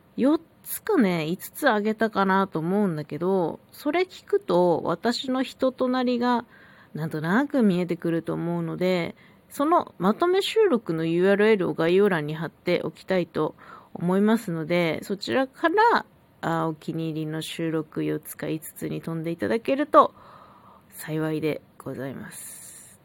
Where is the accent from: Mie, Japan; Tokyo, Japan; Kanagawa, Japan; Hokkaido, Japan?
Hokkaido, Japan; 北海道生まれ、北海道育ちのさんじゅうさんさい